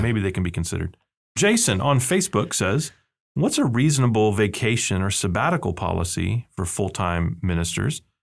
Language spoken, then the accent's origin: English; South Texas, United States; moved away; I grew up in South Texas, and we had what they called Winter Texans